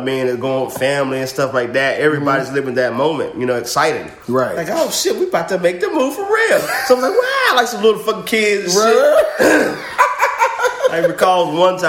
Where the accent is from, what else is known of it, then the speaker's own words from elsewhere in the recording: Zebulon, North Carolina, United States; moved away; Born and raised in Zebulon